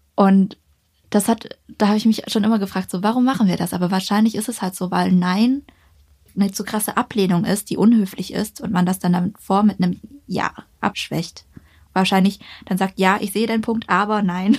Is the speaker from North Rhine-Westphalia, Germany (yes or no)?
no; Ulm, Baden-Württemberg, Germany; moved away; wenn man jetzt zum Beispiel nach Ulm geht, wo ich herkomme